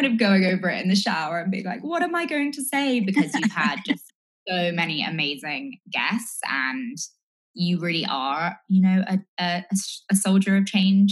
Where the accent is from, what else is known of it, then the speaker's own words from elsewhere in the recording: England, United Kingdom; moved away as an adult; now in United States; I'm originally English. Hopefully it's clear from the accent, but I've lived in the US from 2016, so just over 4 years.